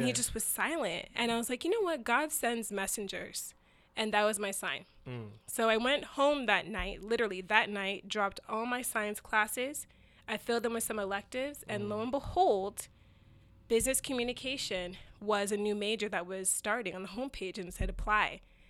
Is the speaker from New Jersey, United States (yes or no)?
no; Arizona, United States; So anyway, the story is that I got a scholarship to Arizona State University. So I grew up in Arizona.